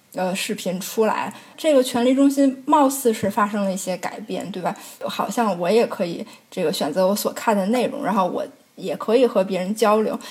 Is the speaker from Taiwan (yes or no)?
no; China; moved away; 我们中国人